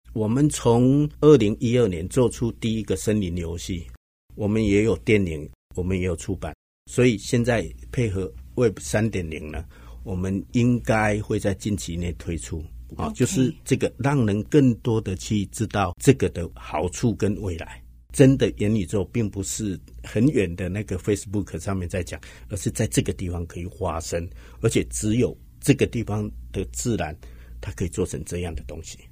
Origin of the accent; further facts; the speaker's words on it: Hsinchu, Taiwan; 然后我是新竹人，